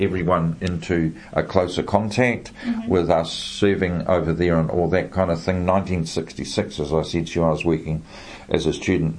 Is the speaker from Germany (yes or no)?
no; New Zealand; I am a New Zealander born and bred, but maybe not so now, but when I was growing up in the 50s, 60s and 70s